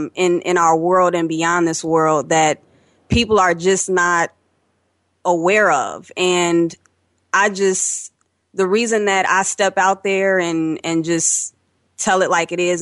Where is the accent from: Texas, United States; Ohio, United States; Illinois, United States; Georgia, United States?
Illinois, United States; Chicago; I'm from Chicago, and I have really enjoyed the energy of this class.